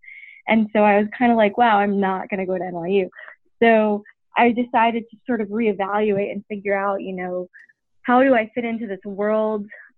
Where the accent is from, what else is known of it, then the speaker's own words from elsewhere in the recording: New York, United States; I grew up in New York.